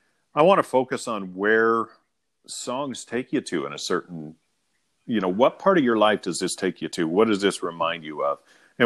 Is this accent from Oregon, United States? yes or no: yes; Lakeview, Oregon, United States; also born or lived in La Grande, Oregon; when we were growing up in Lakeview, Oregon